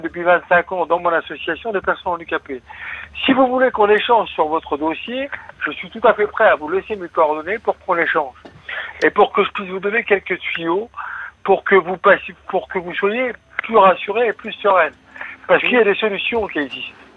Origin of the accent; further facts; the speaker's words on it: Nancy, Grand Est, France; moved away as an adult; now in Caen, France; Je suis né à Nancy et j'ai vécu à Nancy.